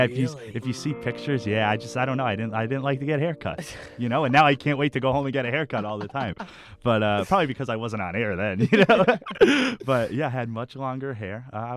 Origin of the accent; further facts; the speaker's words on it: Wilkes-Barre, Pennsylvania, United States; moved away; I'm from Wilkes-Barre, Pennsylvania. It's okay. About 2 hours away from here, from okay. Temple. Not a big town, but there's definitely things to do.